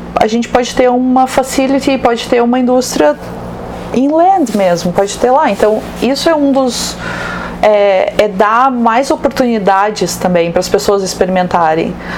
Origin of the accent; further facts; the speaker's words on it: Rio Grande do Sul, Brazil; sou gaúcha